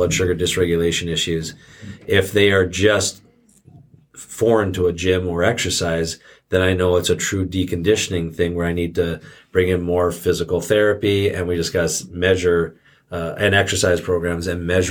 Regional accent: Canada; now in United States; growing up in Canada with their healthcare system and then coming down to the United States with this healthcare system

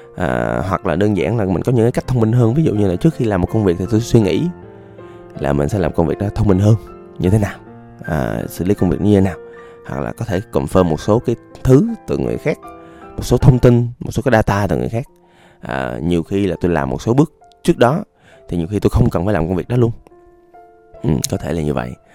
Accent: Da Lat, Lam Dong, Vietnam; moved away; quê tôi đà lạt

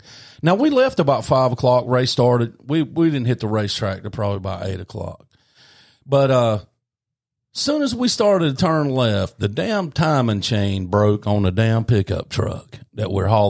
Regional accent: Belmont, North Carolina, United States; Yeah, and Linda's Tax Service in North, by God, Belmont, North Carolina. {S1} Yep. {S2} My hometown.

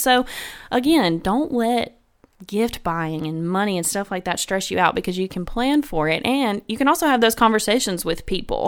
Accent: Memphis, Tennessee, United States; moved away; I'm originally from Memphis, Tennessee

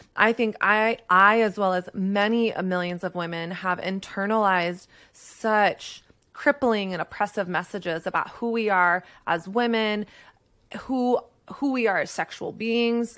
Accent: Texas, United States; I grew up in Texas

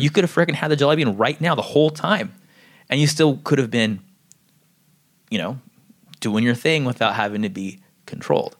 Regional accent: San Diego, California, United States; I grew up in San Diego

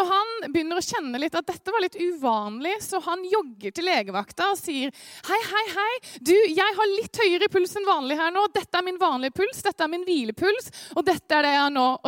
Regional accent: Eastern Norway, Norway; accent: østlending with skarre; Selv om det er kjempeforvirrende med dialekta mi, så er jeg en slags østlending med en skarre eh, Spør meg om det etterpå.

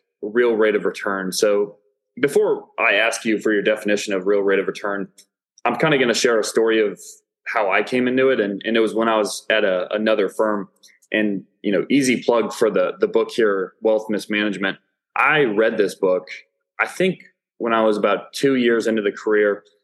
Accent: Illinois, United States; now in Dallas, United States; I'm from Illinois, from a blue collar area.

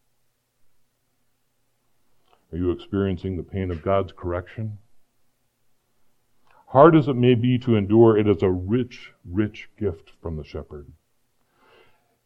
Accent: Phoenix, Arizona, United States; also born or lived in Iowa; we moved to Phoenix from Iowa, I didn't know anybody. I was a scared kid in a new school

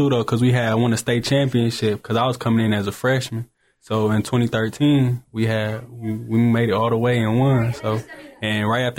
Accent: Detroit, Michigan, United States; also born or lived in Windsor, Canada; I was born in Windsor, Ontario, Canada, but I had grew up in Detroit, Michigan. So leading to that, I had moved when I was younger, and I had went to Romulus High School with Nate Oates.

